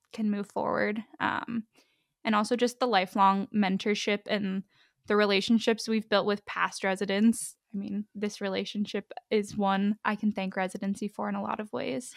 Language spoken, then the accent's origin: English; Pittsburgh, Pennsylvania, United States; also born or lived in Ohio / Columbus, Ohio; now in Columbia, United States; I am originally from Pittsburgh, Pennsylvania